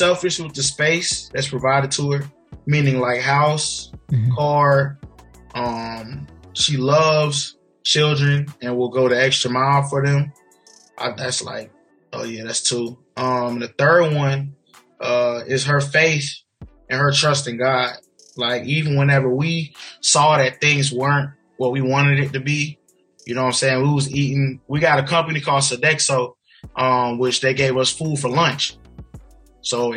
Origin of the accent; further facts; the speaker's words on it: South Carolina, United States; also born or lived in Virginia; we stayed in South Carolina, moved back home.